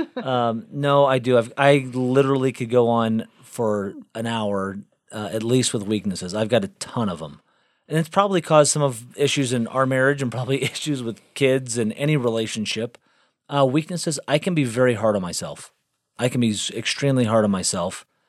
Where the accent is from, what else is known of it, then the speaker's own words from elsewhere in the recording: Galveston, Texas, United States; also born or lived in South Bend, Indiana / North Carolina; I spent most of my life growing up in Galveston, Texas